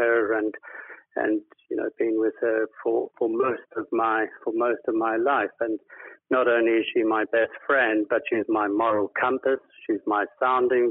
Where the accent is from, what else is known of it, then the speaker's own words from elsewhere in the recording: South Africa; moved away as an adult; now in United Kingdom; I grew up and lived in South Africa most of my life, and we immigrated to the UK in 2007